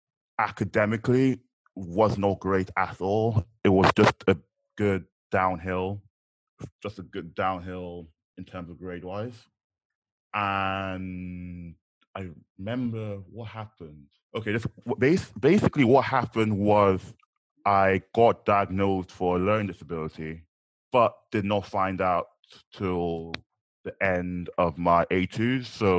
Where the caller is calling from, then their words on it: London, United Kingdom; I'm currently in London.